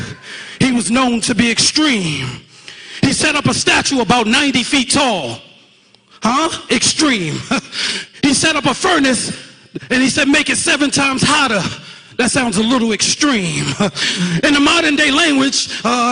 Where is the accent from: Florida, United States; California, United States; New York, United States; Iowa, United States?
New York, United States; New York City; I'm from Brooklyn, New York. Shout out to Brooklyn. Junior high school, 324